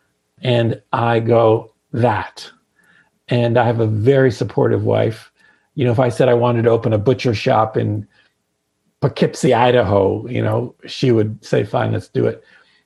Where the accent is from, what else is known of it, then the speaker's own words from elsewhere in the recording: Hamilton, Ontario, Canada; also born or lived in Santa Fe, New Mexico; now in Prince Edward Island, Canada; I'm from Hamilton, Ontario